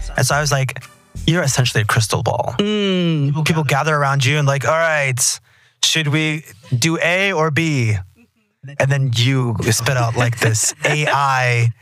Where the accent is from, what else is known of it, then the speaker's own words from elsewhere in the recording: Texas, United States; I'm from Texas